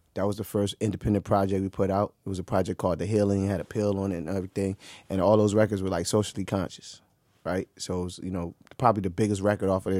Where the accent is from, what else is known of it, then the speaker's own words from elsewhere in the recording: Maryland, United States; also born or lived in Orange, New Jersey / East Orange, New Jersey / Newark, New Jersey; my school year semesters here in Maryland